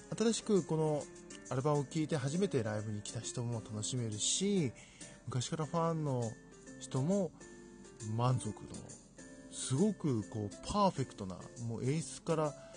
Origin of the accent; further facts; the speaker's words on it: Fukui, Japan; 自分の地元の福井